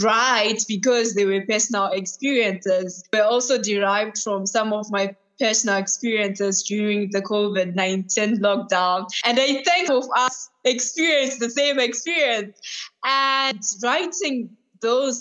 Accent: Zimbabwe; now in United Kingdom; I'm from the UK, but I'm originally from Zimbabwe.

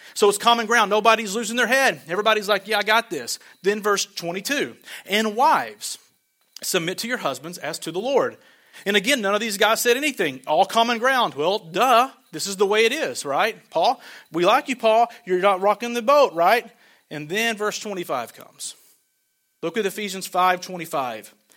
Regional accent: Arkansas, United States; I'm from Arkansas

